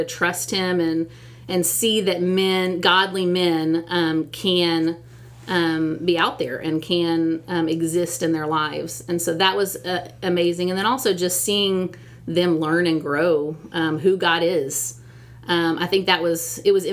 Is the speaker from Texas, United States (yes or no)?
yes; Texas, United States; I'm a Texan all the way. I'm born and raised here